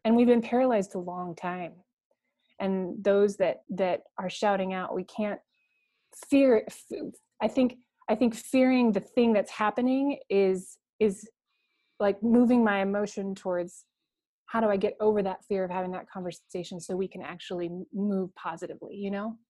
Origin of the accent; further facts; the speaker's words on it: Coeur d'Alene, Idaho, United States; I was raised in Coeur d'Alene, Idaho